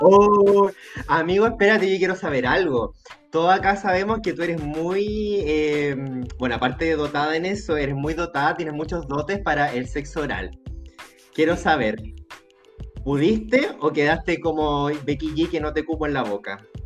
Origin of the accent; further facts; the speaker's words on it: Viña del Mar, Valparaíso, Chile; moved away; a mí me preguntan acá, ¿de dónde eres? Yo digo, por supuesto, Viña del Mar